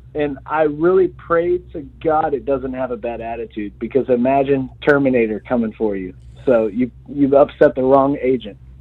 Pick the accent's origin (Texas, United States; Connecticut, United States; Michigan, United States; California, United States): Texas, United States; I'm from Texas